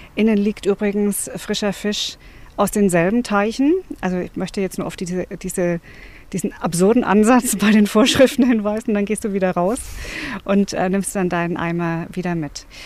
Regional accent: Bavaria, Germany; now in Brandenburg, Germany; Ich komme ja ursprünglich aus Bayern

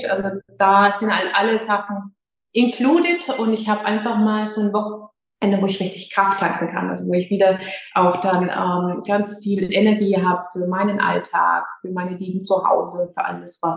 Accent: Schweinfurt, Bavaria, Germany; Ähm, ich komme aus Schweinfurt, also manche kennen Würzburg, also in Unterfranken

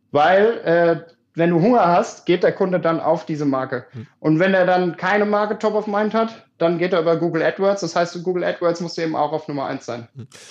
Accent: Germany; moved away; ich komme 3000 Einwohner Dorf

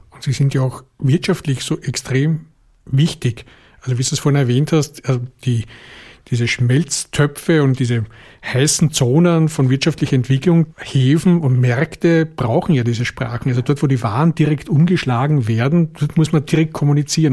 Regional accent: Vienna, Austria; accent: Viennese; first language Viennese German; Ich habe ja als Wiener Proletarierkind

